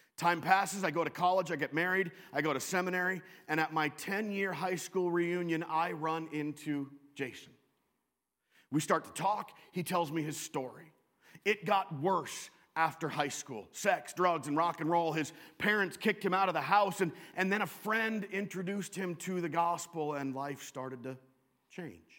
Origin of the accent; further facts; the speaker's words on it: Western Washington, United States; moved away as an adult; also born or lived in Chicago / Southern California / Wisconsin; I grew up in Western Washington